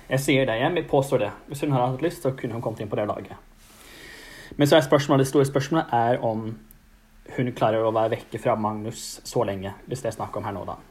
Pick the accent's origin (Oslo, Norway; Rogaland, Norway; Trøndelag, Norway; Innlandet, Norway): Rogaland, Norway; Stavanger; jeg holder meg hjemme på Tasta